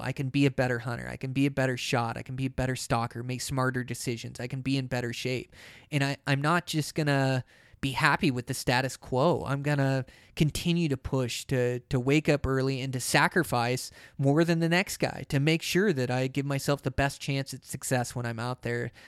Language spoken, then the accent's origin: English; Pacific Northwest, United States; I come from the Pacific Northwest where there's ferns